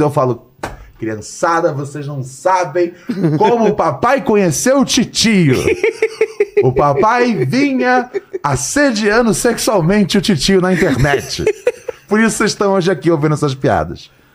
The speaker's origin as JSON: {"language": "Portuguese", "country": "Brazil", "said": "eu sou do Brasil"}